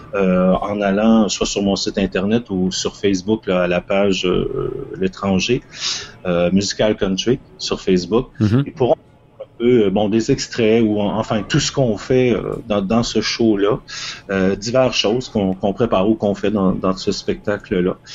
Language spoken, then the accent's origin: French; Toronto, Ontario, Canada; chez moi à Toronto